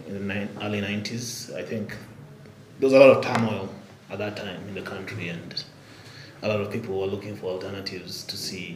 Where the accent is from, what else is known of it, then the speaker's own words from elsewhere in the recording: Nairobi, Kenya; also born or lived in Albuquerque, New Mexico, United States; Born and raised here in Nairobi